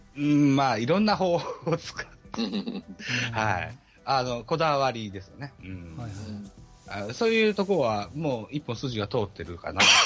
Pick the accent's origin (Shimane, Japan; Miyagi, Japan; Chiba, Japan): Shimane, Japan; 当時からずっと島根